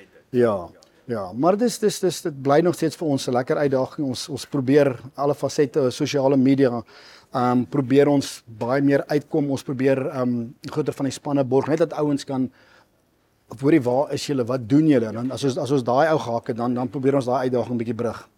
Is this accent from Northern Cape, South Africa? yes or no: no; Mpumalanga, South Africa; ek is altyd gebore gedoop in Geneek in Mpumalanga, dis waar ons groot geword het.